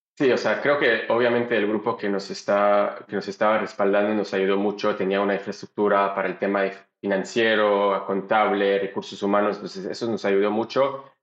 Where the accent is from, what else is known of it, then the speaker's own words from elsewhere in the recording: Belgium; Spanish is a second language; moved away as an adult; also born or lived in Boston, United States / Panama / Israel / Colombia; now in Mexico; mi familia se mudó de Bélgica a Israel